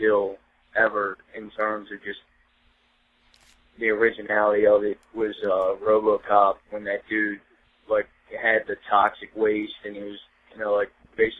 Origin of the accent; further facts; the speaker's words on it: Baltimore, Maryland, United States; I grew up in Baltimore City